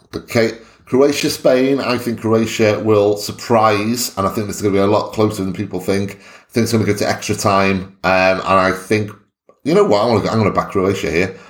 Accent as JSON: {"language": "English", "region": "Wales", "country": "United Kingdom", "said": "I'm Welsh"}